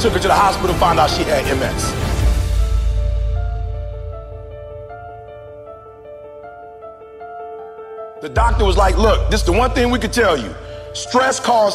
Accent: Chicago, Illinois, United States; My mama barely finished Dunbar. I'm from the South Side of Chicago

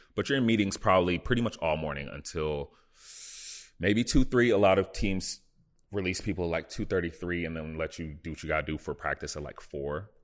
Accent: Dallas, Texas, United States; moved away as an adult; also born or lived in Buffalo, New York / Indiana; now in Los Angeles, United States; growing up in the Dallas, Texas

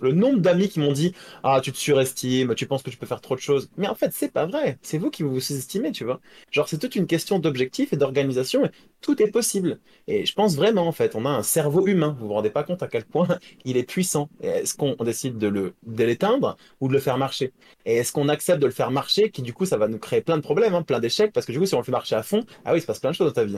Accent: France

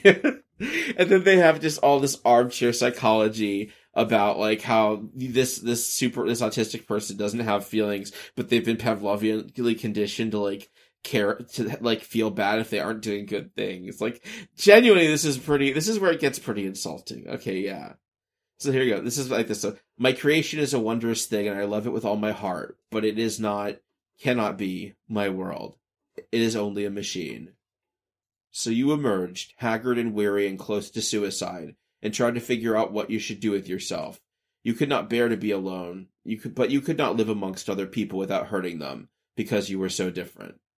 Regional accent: the American South, United States; growing up in America and the South

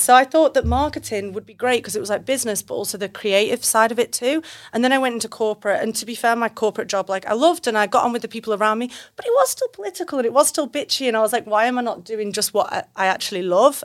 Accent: United Kingdom; now in Australia; I'm British

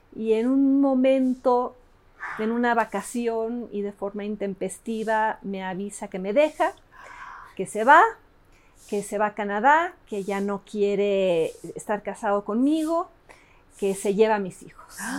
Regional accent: Mexico City, Mexico; Spanish is a second language; also born or lived in Davis, California, United States / Los Angeles, United States; regreso a esta mole que es la Ciudad de México. Yo no hablaba español me ponen en, el, en, el, en el Alexander Bain

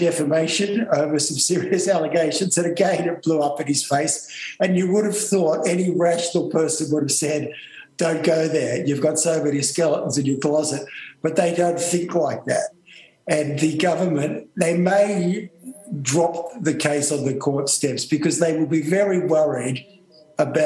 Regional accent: Australia; as an Australian.

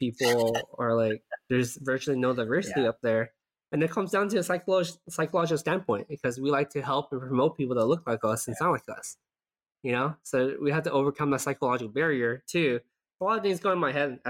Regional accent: Southern California, United States; moved away as an adult; now in San Francisco Bay Area, United States; as a SoCal person, I was born and raised in SoCal, I never felt like I belong here.

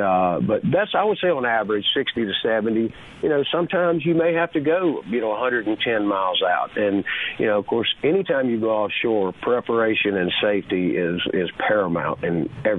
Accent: Mississippi, United States; I spend all my time and all my money in my home state of Mississippi

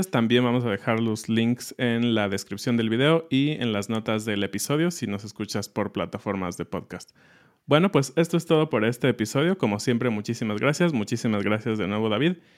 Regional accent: Mexico; como mexicanos y muchos que tal vez no hemos tenido tanta experiencia afuera, conoces tu realidad, ¿no?

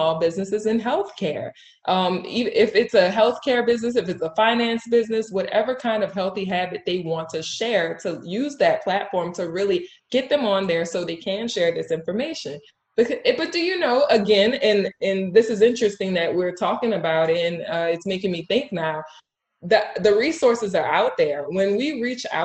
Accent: Jefferson Parish, Monroe, Louisiana, United States; I was raised in Jefferson Parish. I was raised in Monroe

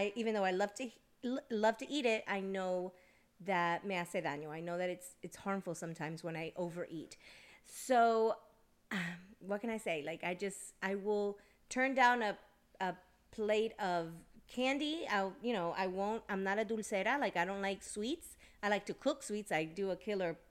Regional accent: Georgia, United States; also born or lived in New Jersey; I was born in Jersey, and I was raised in the South. I was raised here in Georgia since I was a baby, pretty much, since I was one.

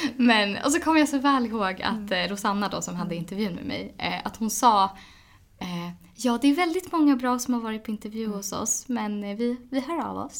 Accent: Edsbyn, Gävleborg County, Sweden; moved away; hem till, till lilla Edsbyn

